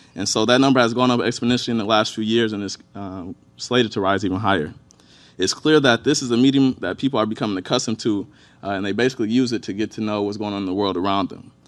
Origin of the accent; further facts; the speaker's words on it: Inkster, Michigan, United States; born and raised in Inkster, Michigan. It's right on the outskirts of Detroit.